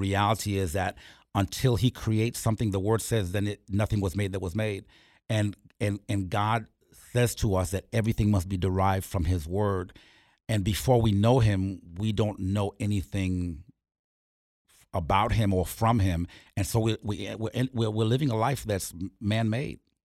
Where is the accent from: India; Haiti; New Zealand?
Haiti; Port-au-Prince, Ouest; moved away; I'm from Port Prince, Haiti